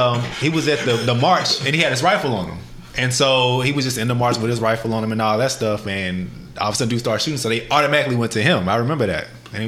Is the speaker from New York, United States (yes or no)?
no; Texas, United States; I was from Texas. Let me get my passport.